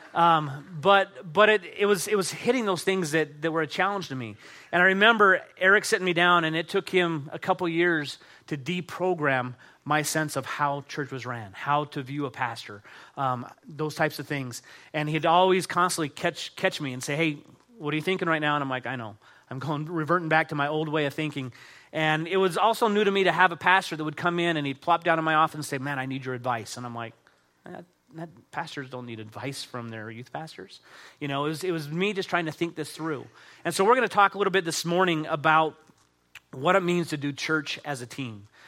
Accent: Utah, United States; I grew up here in Utah

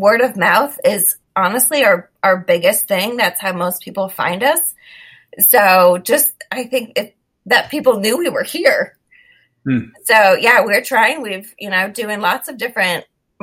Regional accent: Florida, United States; growing up in Florida in hurricane season

